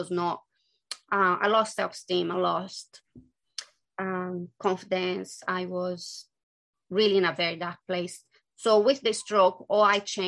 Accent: Brazil; English is a second language; moved away as an adult; I'm from Brazil

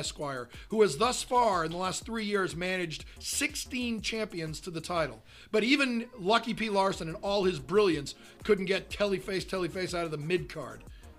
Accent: Boston, Massachusetts, United States; I'm from Boston

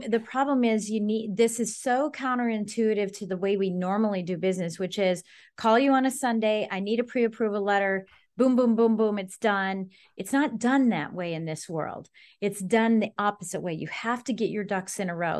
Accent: Colorado, United States; now in Northern Virginia, United States; I'm from Colorado, and duplexes and fourplexes are the norm.

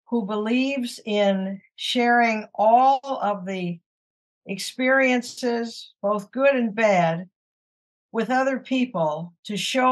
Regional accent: Saginaw, Michigan, United States; now in Detroit, United States; I was taken to Saginaw where I was raised

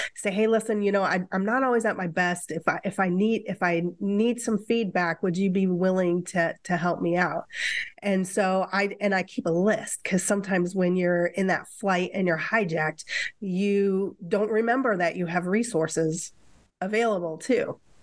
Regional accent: Midwest, United States; now in Seattle, United States; I'm from the Midwest, where relationships are deeper than

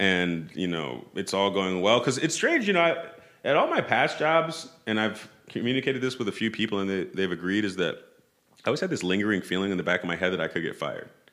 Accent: New York City, New York, United States; moved away as an adult; I grew up in Tribeca

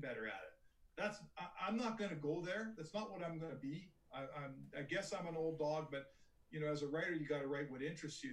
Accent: Edmonton, Alberta, Canada; I grew up in Edmonton and I started my career in Edmonton

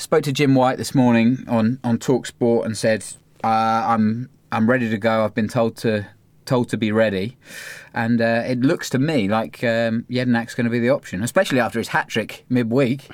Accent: Cambridge, East of England, United Kingdom; we grew up in Cambridge

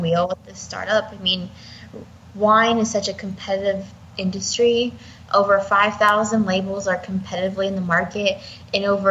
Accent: Youngstown, Ohio, United States; I've been working with the Youngstown Business Incubator, which has been ranked on the top in the globe, which is amazing, right in my hometown.

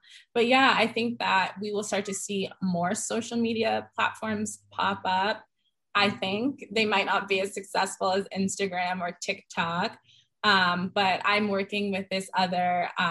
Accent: Boulder, Colorado, United States; also born or lived in Denver, Colorado; I loved growing up here. I didn't realize that I loved growing up here until later

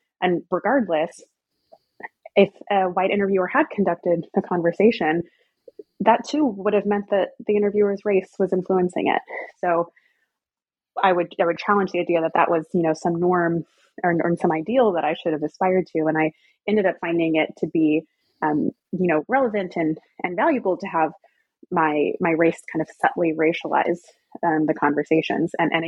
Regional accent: the South, United States; I'm from the South, I'm very familiar with the area

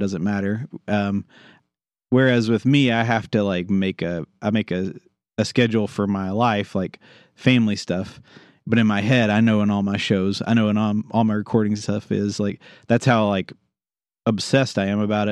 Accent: United States; I grew up in Garrett County

